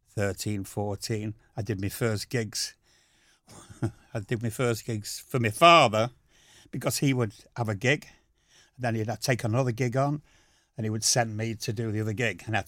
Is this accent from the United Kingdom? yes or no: yes; Wythenshawe, North West England, United Kingdom; also born or lived in Dewsbury; So I then moved out to Withenshaw.